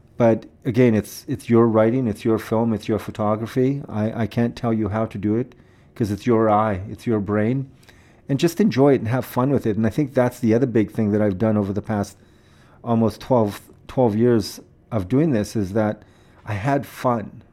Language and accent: English; Saskatoon, Saskatchewan, Canada; Well, I grew up here. I grew up in Saskatoon. I was born here.